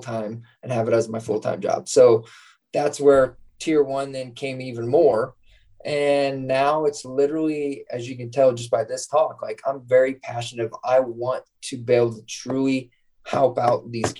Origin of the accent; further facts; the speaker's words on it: Scottsbluff, Nebraska, United States; moved away; my hometown in Scottsbluff, Nebraska.